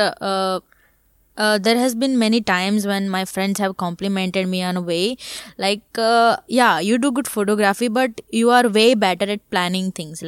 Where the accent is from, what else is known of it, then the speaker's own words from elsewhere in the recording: Surat, Gujarat, India; also born or lived in Mumbai; I'm from Surat, uh, a place where, uh, there is no other, uh, you know, uh, career streams